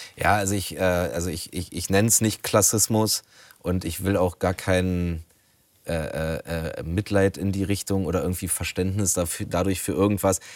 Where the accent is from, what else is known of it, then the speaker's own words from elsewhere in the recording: Berlin, Germany; ich komme aus Rudow in Neukölln